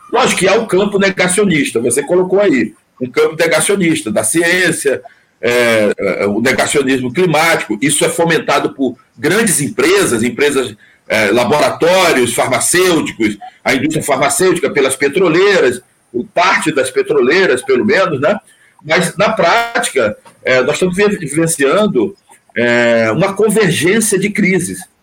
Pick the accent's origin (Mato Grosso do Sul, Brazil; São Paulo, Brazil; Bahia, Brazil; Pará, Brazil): Pará, Brazil; Altamira; moved away; also born or lived in Rio Grande do Norte (potiguara, nordestino); Eu morei, Altamira, eu fui criado tomando banho no Ixingu